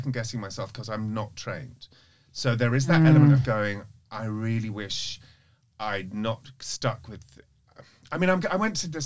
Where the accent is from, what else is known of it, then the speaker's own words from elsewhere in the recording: London, United Kingdom; moved away as an adult; also born or lived in Norfolk; now in United States; I grew up in London. I was born in Norfolk, but I grew up in London.